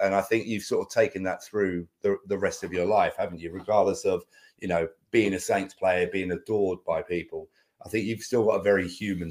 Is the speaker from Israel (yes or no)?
no; United Kingdom; We're British